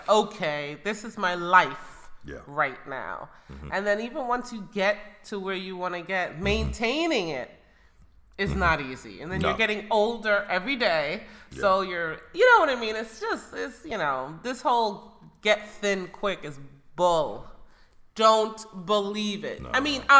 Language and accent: English; Jamaica; moved away; I grew up in Jamaica